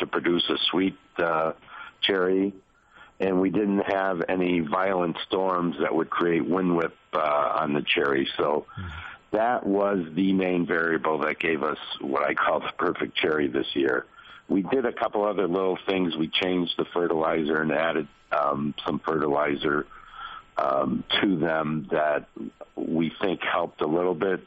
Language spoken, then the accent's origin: English; Massachusetts, United States; moved away as an adult; also born or lived in Michigan; now in Traverse City, United States; I'm originally from Massachusetts and moved out to Michigan